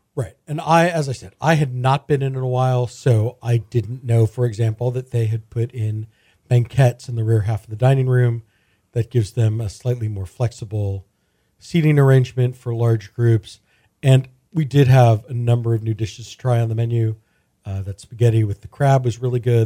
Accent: Houston, Texas, United States; growing up in Houston in the eighties and nineties

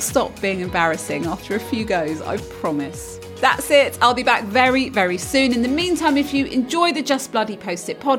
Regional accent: United Kingdom; As a Brit

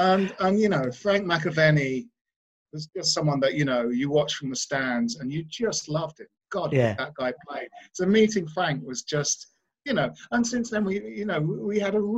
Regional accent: Bromley, London, United Kingdom; because I grew up in Bromley in South London, and the Blackwall Tunnel sort of took you.

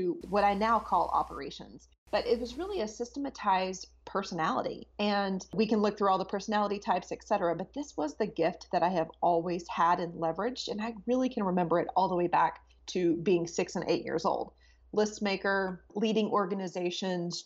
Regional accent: Texas, United States; moved away as an adult; I'm originally from Texas, so it was a nice place to come back home to.

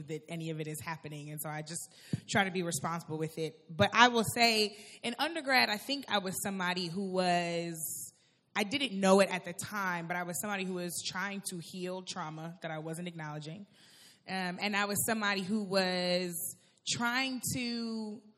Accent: St. Louis, Missouri, United States; I went to Washington University in St. Louis, in my hometown of St. Louis.

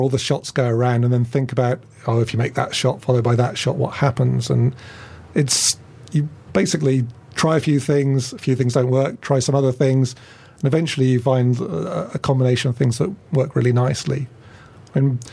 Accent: Felixstowe, East of England, United Kingdom; moved away; also born or lived in Oxford; I grew up in Felixstowe by the seaside

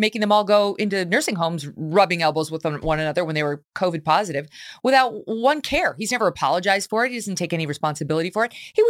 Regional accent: Syracuse, New York, United States; Like, I'm from Syracuse. I know how to say Syracuse.

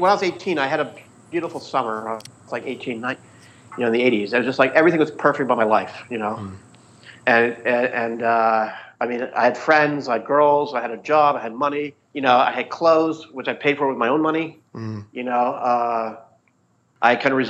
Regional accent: Edinburgh, Scotland, United Kingdom; I'd go back to Edinburgh. I grew up in Edinburgh.

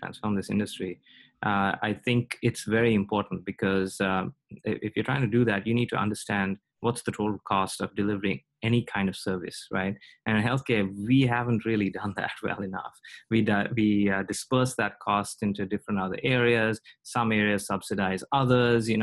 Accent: India; now in United States; I come from India

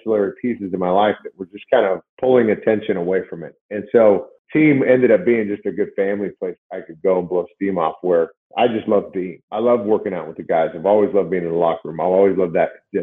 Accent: Seattle, Washington, United States; I was from Washington State and Seattle area

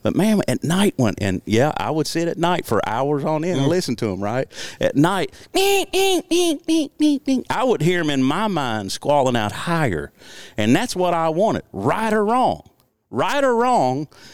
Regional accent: Southeast Missouri, United States; also born or lived in Memphis, Tennessee; we moved to my native Southeast Missouri

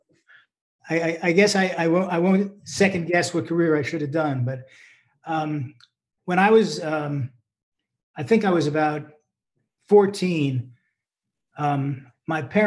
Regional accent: New Jersey, United States; I grew up in New Jersey.

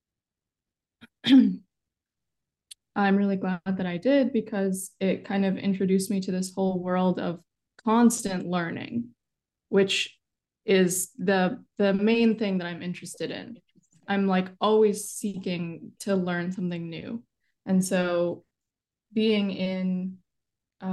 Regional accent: Chicago, Illinois, United States; I was born and raised in Chicago

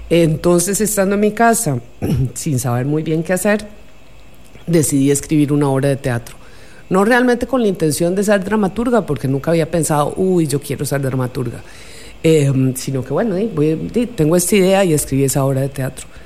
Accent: Costa Rica; also born or lived in Buenos Aires, Argentina / Colombia; yo nací en Buenos Aires, Argentina, y mis padres se fueron a Colombia primero, después llegamos aquí a Costa Rica, así que aquí hice la secundaria y ya, eh, digamos que ya me hice tica, me nacionalicé de hecho, eh, y hablo como tica.

